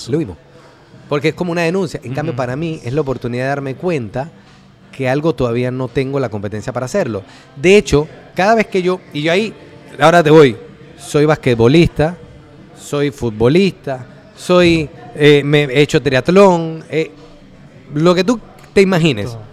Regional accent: Cerro Viento, Panama; yo vengo de abajo, yo nací en Cerro Viento. viví 30 años en Cerro Viento.

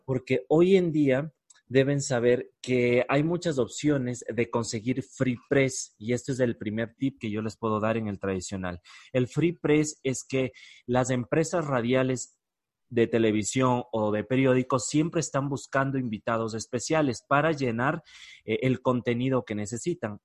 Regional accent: Ecuador; en mi país, en Ecuador

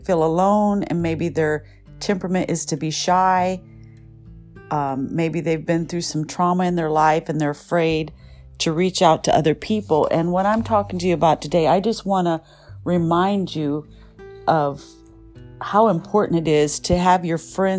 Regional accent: Michigan, United States; now in Southern California, United States; I grew up in Michigan

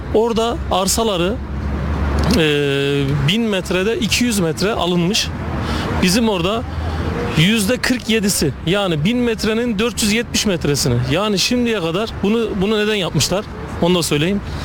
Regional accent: Kayseri, Kayseri Province, Turkey; ben e, Kayseri'nin Koca Sinan tarafında Yüreğil köyünde köyündenim.

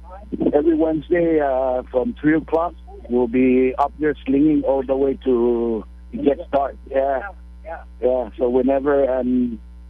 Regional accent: Rota, Northern Mariana Islands; now in Guam; I'm originally from Rota, now residing in Guam

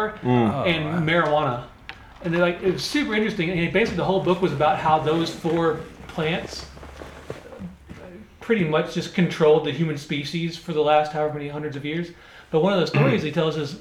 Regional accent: Louisville, Kentucky, United States; I grew up in Louisville, Kentucky

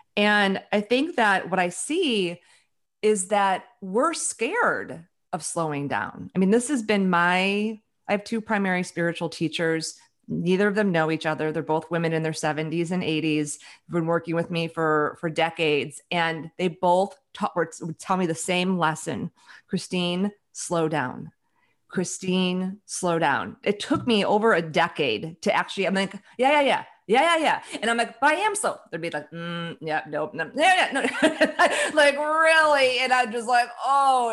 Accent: Chicago, Illinois, United States; now in Seattle, United States; I grew up in Chicago

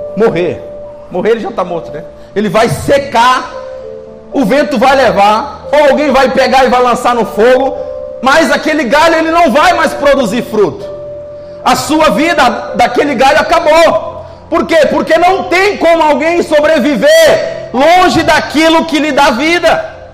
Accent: Northeast Brazil, Brazil; moved away; Nós que somos nordestinos

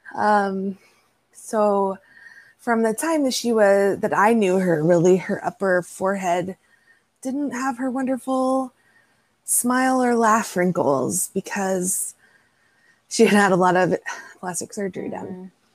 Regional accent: Texas, United States; live in my hometown and raise children in my hometown.

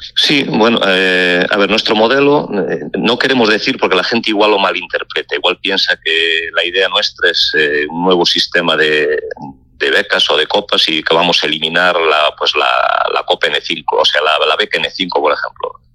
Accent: Lalín, Galicia, Spain; que soy de Lalín

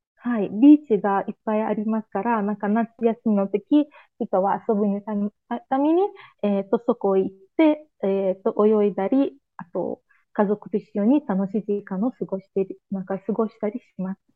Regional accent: Azerbaijan; Japanese is a second language; 31歳です。アズルバージョン人です

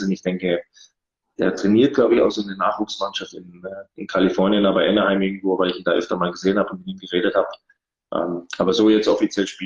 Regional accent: Gelting, Bavaria, Germany; also born or lived in Munich; also ich bin in München geboren, äh, komme gebürtig aus Gelting. Das ist ein ganz kleines Dorf äh, in der Nähe von Geretsried

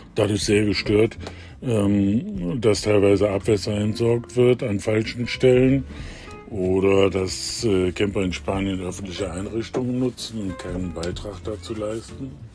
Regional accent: Germany; wir als Deutsche

